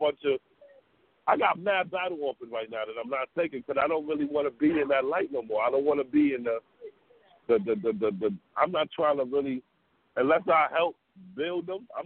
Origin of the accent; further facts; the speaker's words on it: New York City, New York, United States; also born or lived in Brooklyn; I'm from Harlem